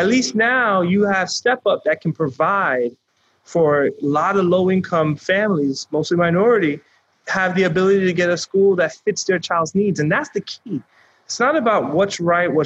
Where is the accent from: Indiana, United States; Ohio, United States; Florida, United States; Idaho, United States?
Florida, United States; Lauderdale Lakes; I grew up in Lauderdale Lakes, the poorest zip code in Broward County